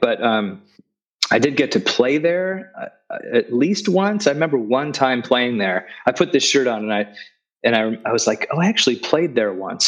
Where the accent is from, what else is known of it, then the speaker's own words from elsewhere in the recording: Los Angeles, California, United States; I grew up in Sun Valley, which is just north of North Hollywood